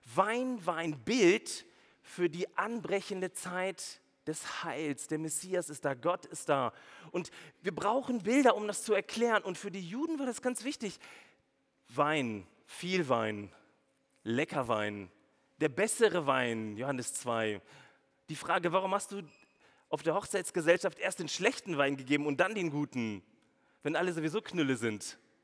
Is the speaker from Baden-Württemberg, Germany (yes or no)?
yes; Swabia, Baden-Württemberg, Germany; als Schwabe